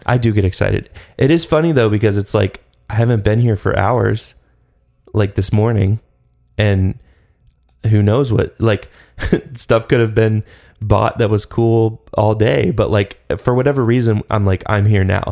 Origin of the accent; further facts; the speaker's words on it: Atlanta, Georgia, United States; moved away; when I was growing up in Atlanta